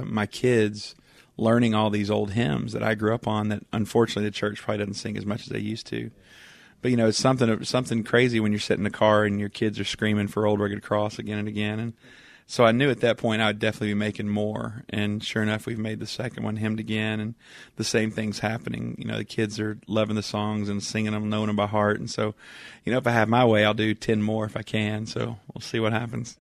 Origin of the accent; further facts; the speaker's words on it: East Texas, United States; I grew up in East Texas